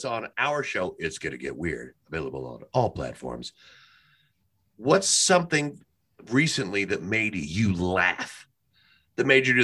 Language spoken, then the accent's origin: English; Kentucky, United States; We're from Kentucky.